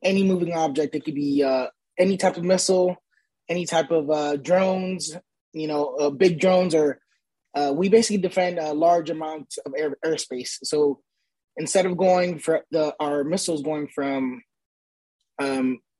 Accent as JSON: {"language": "English", "region": "New York", "country": "United States", "said": "I'm from New York. I'm a first generation American. My parents are from the Dominican Republic."}